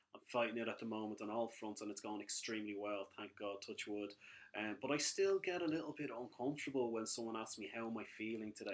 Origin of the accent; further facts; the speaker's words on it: Ireland; we are Irish young fellas, well, kind of young fellas